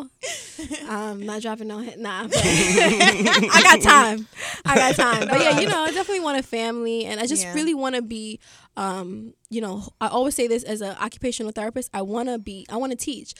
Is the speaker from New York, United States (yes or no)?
yes; New York City, New York, United States; I grew up in Flatbush.